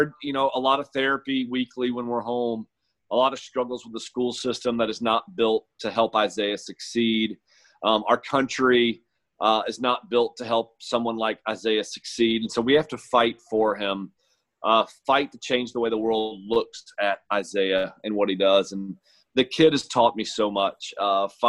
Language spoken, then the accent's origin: English; St. Augustine, Florida, United States; I grew up in St. Augustine, which is St. John's County